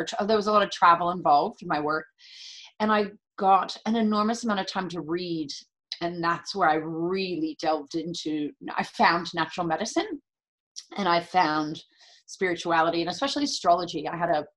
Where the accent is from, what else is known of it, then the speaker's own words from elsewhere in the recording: San Francisco, California, United States; moved away; also born or lived in San Diego; I'm born and raised in the San Francisco area